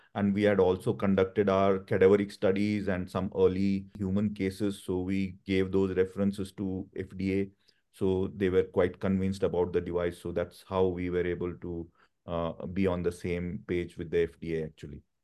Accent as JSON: {"language": "English", "country": "India", "moved": "yes", "said": "I come from India"}